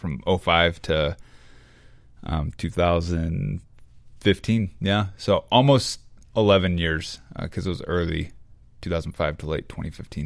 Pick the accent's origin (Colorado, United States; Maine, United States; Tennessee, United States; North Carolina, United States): Tennessee, United States; Memphis; also born or lived in Atlanta, Georgia; I was born in Atlanta, Georgia. Uh, moved to Memphis, Tennessee when I was two